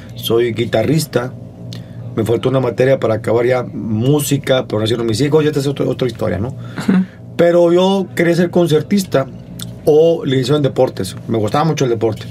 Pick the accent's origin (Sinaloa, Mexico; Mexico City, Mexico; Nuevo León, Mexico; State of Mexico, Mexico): Nuevo León, Mexico; Monterrey; Soy de Monterrey.